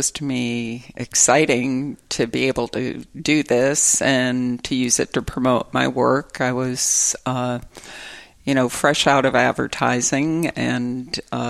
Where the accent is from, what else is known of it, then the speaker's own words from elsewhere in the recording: Detroit, Michigan, United States; moved away; growing up in Detroit